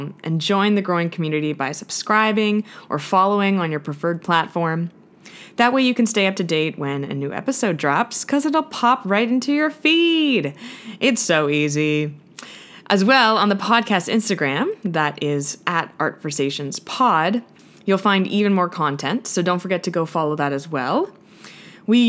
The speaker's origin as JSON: {"language": "English", "town": "Ottawa", "region": "Ontario", "country": "Canada", "tie": "born or raised there", "lives_now": "Toronto, Canada", "said": "I'm back home in my hometown of Ottawa, which is the capital of Canada"}